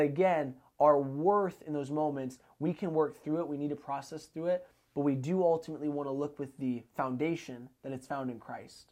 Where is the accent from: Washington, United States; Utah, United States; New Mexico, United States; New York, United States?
Washington, United States; Arlington; I'm born and raised in Snohomish County. Uh, I was born in Arlington, grew up there my whole life.